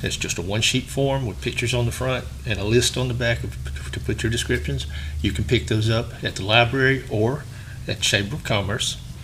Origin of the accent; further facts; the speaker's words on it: Sylacauga, Alabama, United States; I'm from Sylacauga